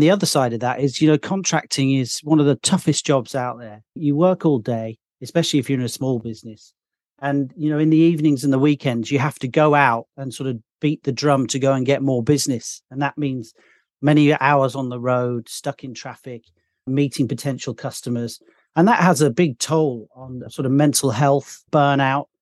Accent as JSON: {"language": "English", "town": "Birmingham", "region": "West Midlands", "country": "United Kingdom", "accent": "Midlands", "moved": "yes", "lives_now": "London, United Kingdom", "said": "I'm actually from another city in the U K originally, which is called Birmingham"}